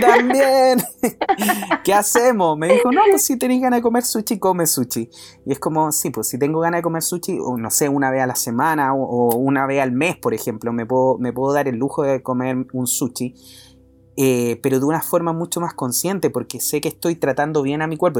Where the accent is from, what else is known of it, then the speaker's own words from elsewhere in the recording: Chile; nosotros como, como chilenos